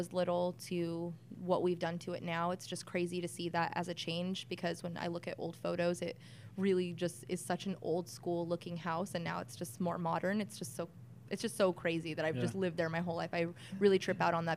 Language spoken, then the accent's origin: English; Whittier, California, United States; I was born here in Whittier at Presbyterian